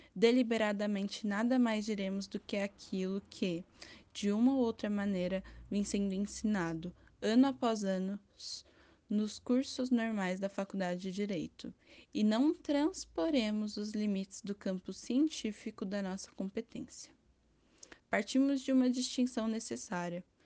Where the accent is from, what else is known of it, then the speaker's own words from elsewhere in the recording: Brazil; como brasileiro